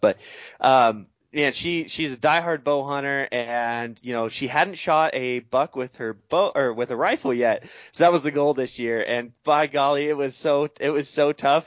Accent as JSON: {"language": "English", "region": "eastern Oregon", "country": "United States", "tie": "born or raised there", "moved": "yes", "said": "my home state of Oregon, uh, grew up on the east side there"}